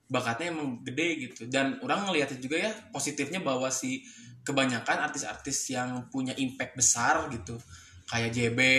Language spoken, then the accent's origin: Indonesian; West Java, Indonesia; otomatis kan aing sebagai orang Sunda kuduna gerak gitu ngilu